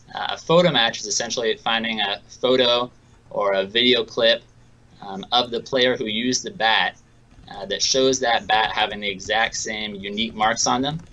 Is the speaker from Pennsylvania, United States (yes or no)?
no; Seattle, Washington, United States; I'm from Seattle, so I'm a big Seattle Mariners fan.